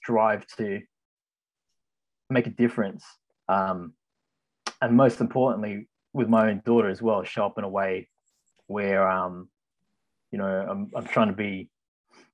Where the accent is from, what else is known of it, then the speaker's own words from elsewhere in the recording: Ryde, New South Wales, Australia; I was born here in Australia, in the Ryde area